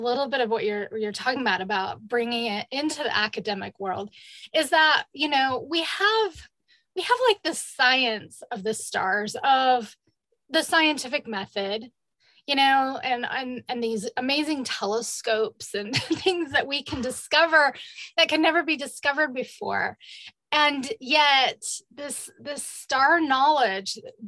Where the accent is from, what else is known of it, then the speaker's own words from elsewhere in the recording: northern panhandle of Idaho, United States; So I grew up in the Pacific Northwest. I grew up in the northern panhandle of Idaho